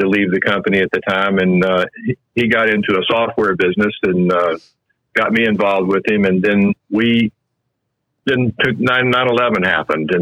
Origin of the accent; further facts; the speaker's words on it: North Alabama, United States; I grew up in North Alabama